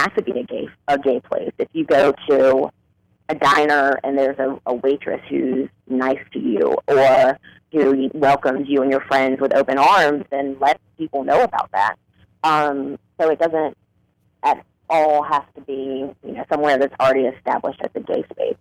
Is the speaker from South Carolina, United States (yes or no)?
yes; South Carolina, United States; now in Washington, D.C., United States; I'm actually from South Carolina